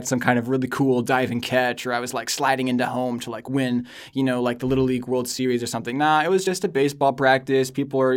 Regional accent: Newton, Iowa, United States; moved away as an adult; now in New York City, United States; So I grew up in Iowa. Newton, Iowa

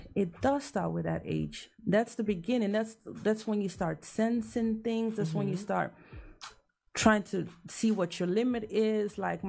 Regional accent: Ghana; As a Ghanaian, trust me that I even had to redo research on Ghana as well.

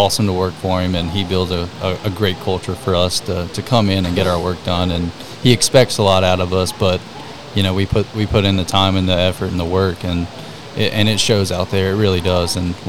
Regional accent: Archdale, North Carolina, United States; also born or lived in High Point, North Carolina; now in Charlotte, United States; grew up there, born and raised in Archdale, North Carolina

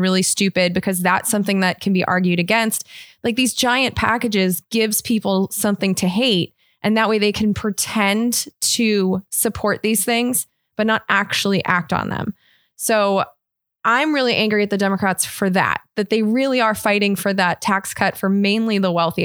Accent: Irvine, California, United States; also born or lived in Los Angeles, United States; I was raised in Orange County, California. I was raised in Irvine

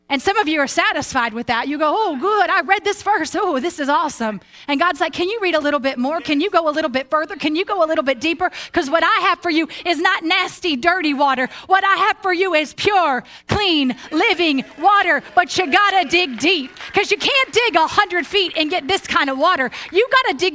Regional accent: Tulsa, Oklahoma, United States; also born or lived in Broken Arrow, Oklahoma / Jenks, Oklahoma; When I was a kid, I grew up in Tulsa, Oklahoma

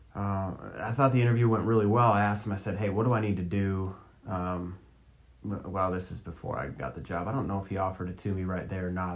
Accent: Minnesota, United States; moved away; I'm from Minnesota. I'm a Twins fan

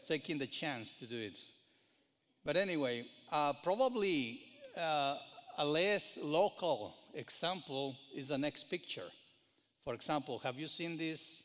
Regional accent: Mexico; now in United States; I grew up in Mexico

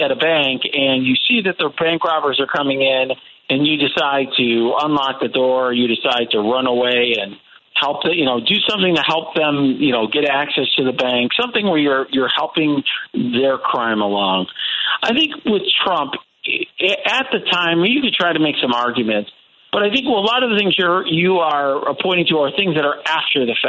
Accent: Naperville, Illinois, United States; in downtown Naperville in my hometown

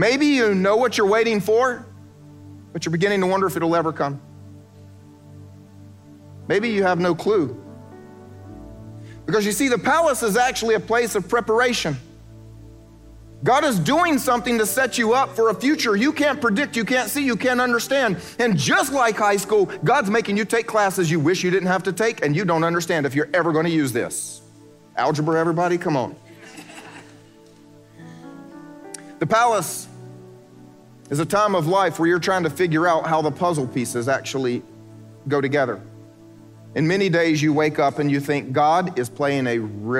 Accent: South Carolina, United States; moved away as an adult; I'm from South Carolina, so that means I went home to Redneckville

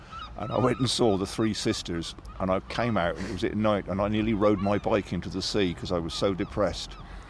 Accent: Exmouth, South West England, United Kingdom; When I was a teenager, I remember, yeah, the bleakest moment, the Royal Shakespeare Company came to my hometown, Exmouth in Devon

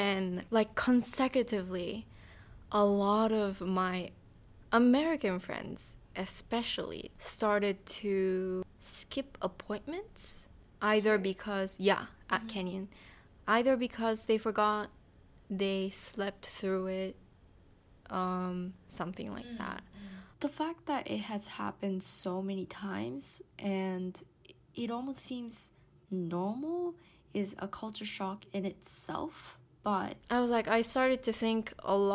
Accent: Tokyo, Japan; English is a second language; high school, which was a small international school in Tokyo. It's called New International School. I was in a public school for elementary school

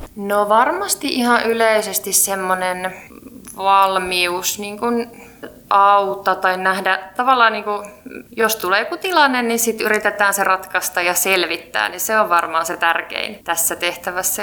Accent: Helsinki, Uusimaa, Finland; Mä oon helsinkiläinen

